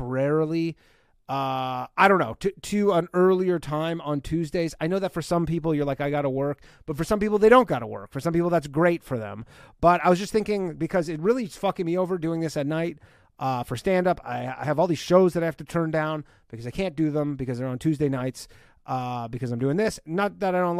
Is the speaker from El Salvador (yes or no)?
no; Burlington, Ontario, Canada; moved away; I'm coming back to my hometown, Burlington, Ontario